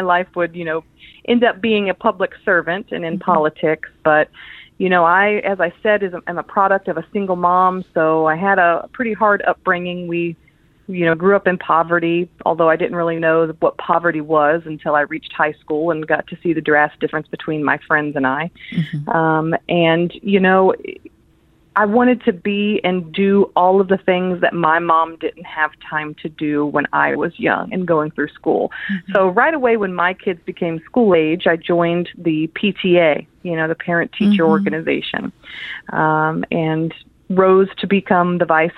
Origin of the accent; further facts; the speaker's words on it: Hamilton, Ohio, United States; also born or lived in Butler County, Ohio; now in Forest Park, United States; I grew up in Butler County, Ohio, born and raised in Hamilton, Ohio, and all across Butler County